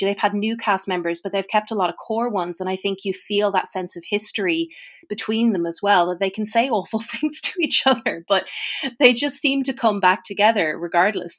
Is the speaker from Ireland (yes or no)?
yes; Ireland; As an Irish person